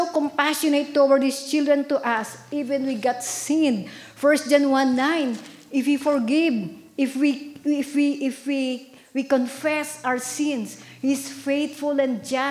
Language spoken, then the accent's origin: English; Philippines; now in United States; I came far from Philippines